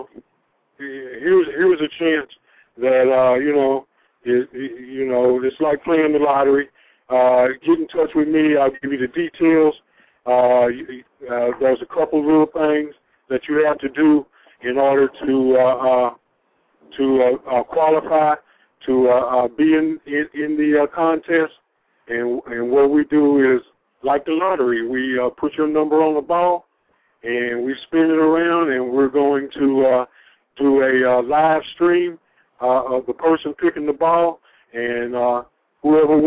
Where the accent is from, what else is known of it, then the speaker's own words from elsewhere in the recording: East Tennessee, United States; now in Atlanta, United States; as a kid growing up in East Tennessee